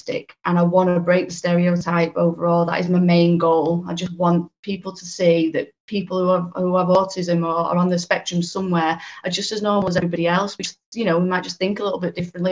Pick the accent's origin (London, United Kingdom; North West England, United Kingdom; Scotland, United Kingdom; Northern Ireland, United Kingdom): North West England, United Kingdom; Warrington; I'm from the Warrington area, which is in between Manchester and Liverpool up in the northwest.